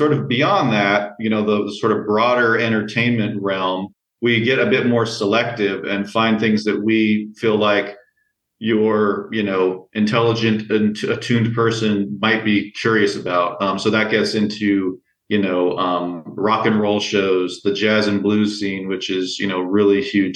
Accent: Las Vegas, Nevada, United States; Vegas is my hometown

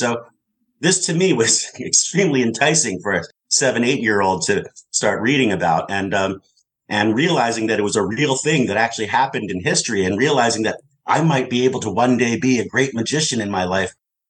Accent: California, United States; born there; moved away; also born or lived in East Coast; well, I was born in California, but in the San Francisco Bay Area. And then we moved eventually to the East Coast because both of my parents were librarians.

